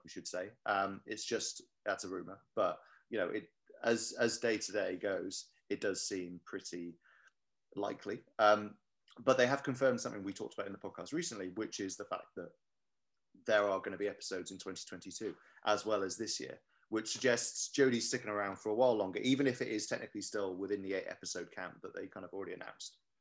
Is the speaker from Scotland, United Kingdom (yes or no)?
no; Cardiff, Wales, United Kingdom; I'm from Cardiff. I love Cardiff